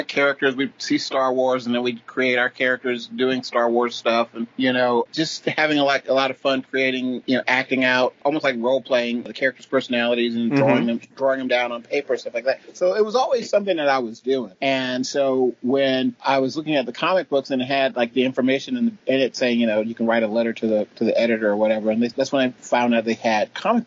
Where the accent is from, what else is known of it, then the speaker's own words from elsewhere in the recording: Atlanta, Georgia, United States; I was from Atlanta